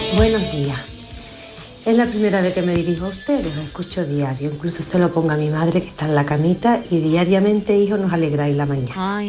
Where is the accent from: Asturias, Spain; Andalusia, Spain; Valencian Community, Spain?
Andalusia, Spain; Huelva; Soy de Huelva